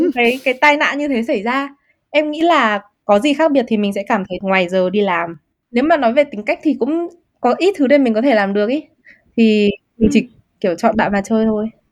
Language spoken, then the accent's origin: Vietnamese; Vietnam; moved away; mình là người da màu hay là mình là người Việt Nam người châu Á